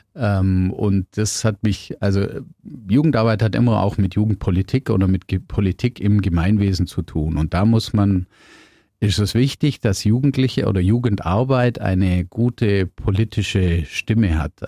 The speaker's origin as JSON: {"language": "German", "town": "Biberach an der Riß", "region": "Baden-Württemberg", "country": "Germany", "tie": "born or raised there", "said": "ich bin in Bibrach aufgewachsen"}